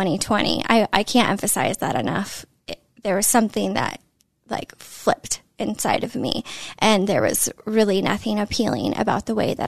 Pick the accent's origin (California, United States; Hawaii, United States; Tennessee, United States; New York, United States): California, United States; Northern; now in Los Angeles, United States; born and raised in California, Northern California.